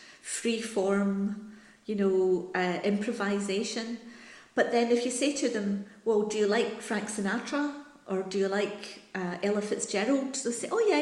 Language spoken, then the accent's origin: English; Paisley, Scotland, United Kingdom; I'm from Paisley in Scotland, which is quite near Glasgow